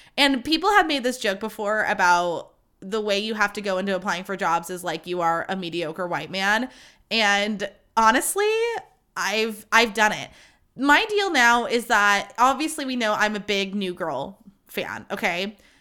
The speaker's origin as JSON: {"language": "English", "town": "Livermore", "region": "California", "country": "United States", "said": "I'm from Livermore, California"}